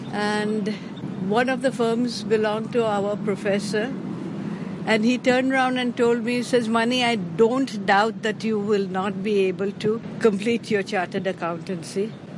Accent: Karachi, Sindh, Pakistan; also born or lived in Bombay, India; now in Hong Kong; But I was born in Karachi, at that time undivided India. But for university education, I moved to Bombay.

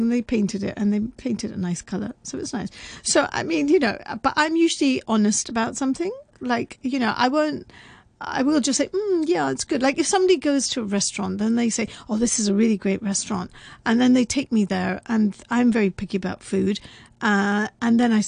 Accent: United Kingdom; I'm also very British

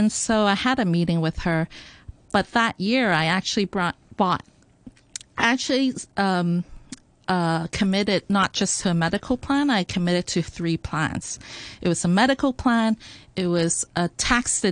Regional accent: Hong Kong; born or raised there

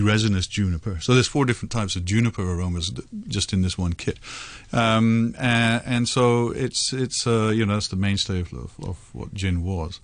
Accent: India; moved away; I grew up in India, of course

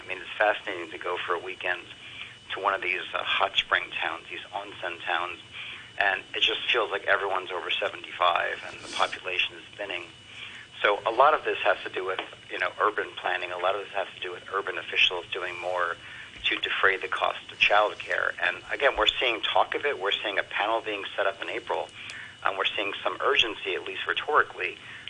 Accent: New York City, New York, United States; now in Japan; when I was growing up in New York City back in the day

